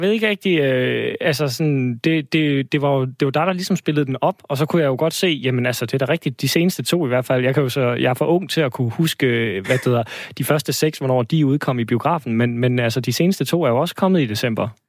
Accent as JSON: {"language": "Danish", "country": "Denmark", "said": "vi som danskere"}